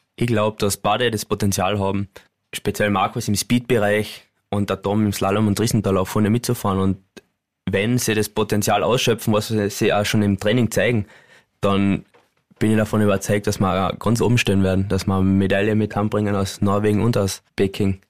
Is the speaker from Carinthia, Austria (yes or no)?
yes; Carinthia, Austria; uns Kärntner